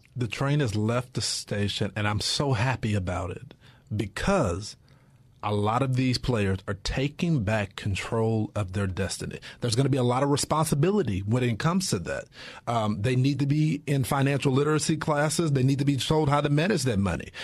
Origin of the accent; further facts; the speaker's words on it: Texas, United States; I'm from Texas and it's a football state